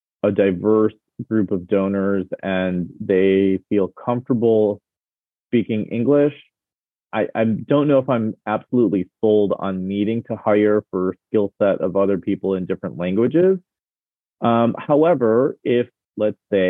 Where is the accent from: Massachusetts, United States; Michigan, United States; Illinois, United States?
Michigan, United States; Detroit; born and raised in Michigan